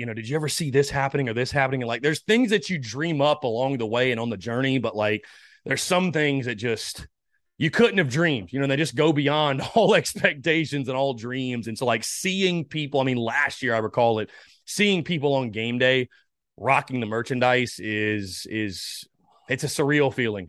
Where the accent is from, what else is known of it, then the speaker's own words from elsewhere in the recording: North Augusta, South Carolina, United States; My hometown, North Augusta